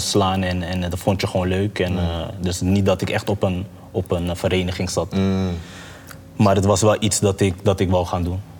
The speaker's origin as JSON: {"language": "Dutch", "country": "Curaçao", "tie": "born or raised there", "also_born_or_lived": "Maarssen, Utrecht, Netherlands", "moved": "yes", "lives_now": "Netherlands", "said": "Ik ben geboren op Curaçao"}